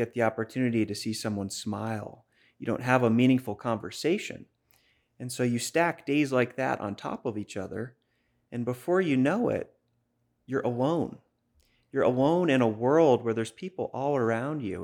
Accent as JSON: {"language": "English", "town": "Boston", "region": "Massachusetts", "country": "United States", "tie": "born or raised there", "also_born_or_lived": "Maine", "accent": "Boston", "moved": "as an adult", "said": "it did start in Boston. I grew up there"}